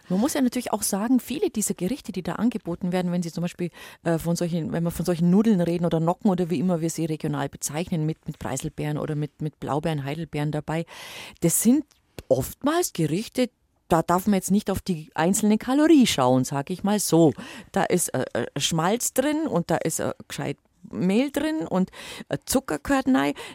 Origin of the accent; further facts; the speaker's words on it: Bavaria, Germany; bei uns im Allgäu sagt das man Her, Herbensmus, also aus, aus Hafer gekocht.